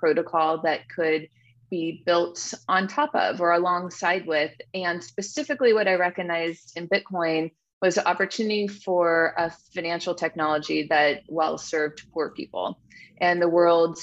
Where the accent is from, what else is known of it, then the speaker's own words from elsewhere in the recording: Silicon Valley, Bay Area, California, United States; I grew up in Silicon Valley